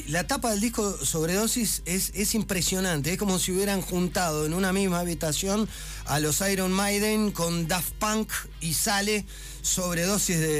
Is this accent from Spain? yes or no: no; Río Grande, Tierra del Fuego, Argentina; now in La Plata, Argentina; Yo soy de Río Grande, sí.